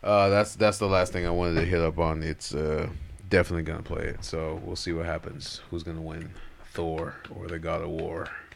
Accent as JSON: {"language": "English", "region": "Florida", "country": "United States", "accent": "Haitian Florida", "said": "My Haitian Florida accent came in."}